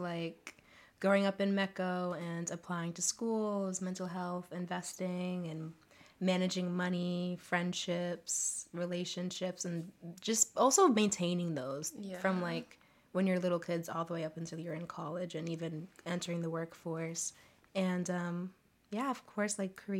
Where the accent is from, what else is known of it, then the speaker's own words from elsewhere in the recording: Boston, Massachusetts, United States; So I'm also from Boston. I'm 20 and I'm currently an undergrad at UMass Boston